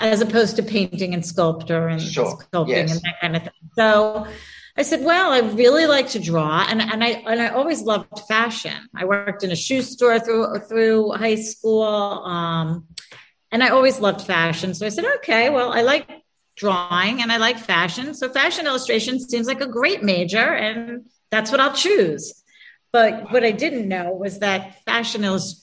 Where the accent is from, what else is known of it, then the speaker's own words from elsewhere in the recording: Philadelphia, Pennsylvania, United States; I grew up in Philadelphia